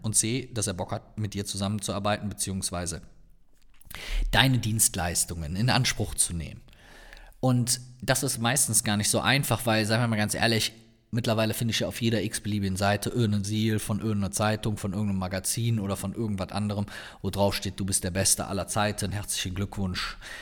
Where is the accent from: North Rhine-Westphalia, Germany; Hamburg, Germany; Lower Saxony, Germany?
North Rhine-Westphalia, Germany; Cologne; accent: Cologne (Kölner); meinen Kölner Akzent